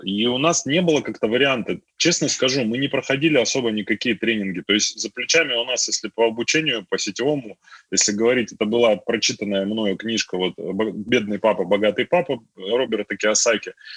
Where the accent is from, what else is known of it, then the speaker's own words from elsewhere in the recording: a village in Altai Krai, Russia; moved away as an adult; also born or lived in Tomsk; я сам родился в деревне в Алтайском крае